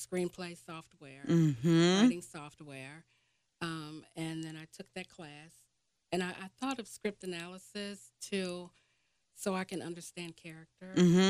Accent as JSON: {"language": "English", "town": "Cincinnati", "region": "Ohio", "country": "United States", "tie": "born or raised there"}